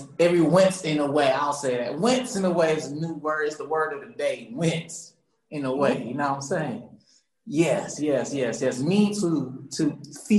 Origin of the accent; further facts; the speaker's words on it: Charleston, South Carolina, United States; moved away as an adult; also born or lived in Johns Island, South Carolina; now in Atlanta, United States; I'm from Charleston, South Carolina, and born and raised, and I came here to Atlanta